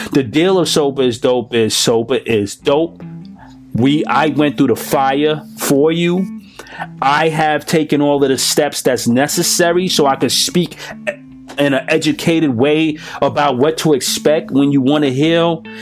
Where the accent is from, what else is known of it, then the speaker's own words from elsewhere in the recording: United States; I'm American.